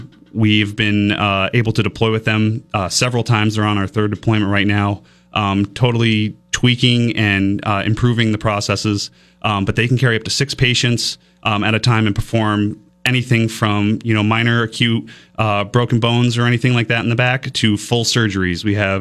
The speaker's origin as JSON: {"language": "English", "town": "Milton", "region": "Vermont", "country": "United States", "tie": "born or raised there", "said": "So from Milton, Vermont."}